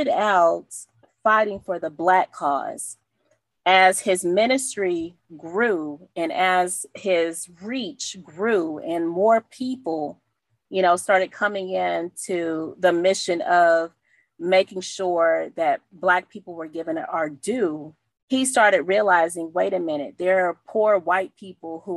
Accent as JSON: {"language": "English", "region": "the South", "country": "United States", "said": "we're from the South"}